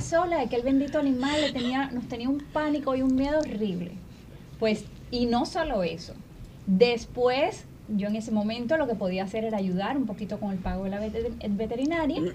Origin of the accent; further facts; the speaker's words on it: Cuba; Y ahí nacimos nosotros en Cuba